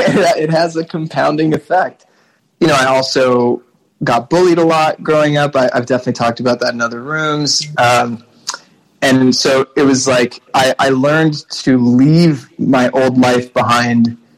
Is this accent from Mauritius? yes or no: yes; Mauritius; also born or lived in all over the world; The reality is that like growing up in Mauritius happened in the context of moving schools, if not countries, every 2 years from the time I was born until well, really college.